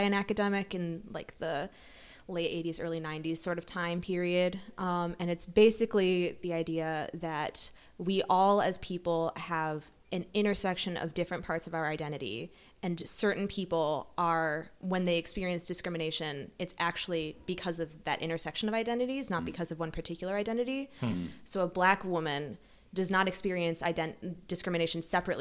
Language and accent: English; Evanston, Illinois, United States; I grew up in Evanston, Illinois, which is right north of Chicago